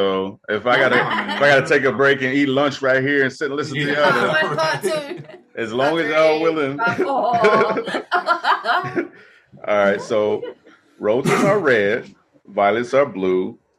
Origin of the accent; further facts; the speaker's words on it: Midwest, United States; I'm from the Midwest. I don't know where I get this y'all from